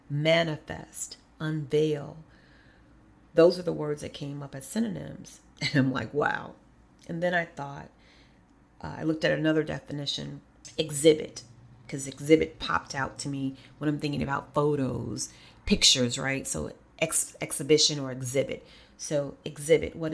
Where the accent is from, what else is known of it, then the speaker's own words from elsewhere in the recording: Kankakee, Illinois, United States; moved away; Kankakee is my hometown in so many ways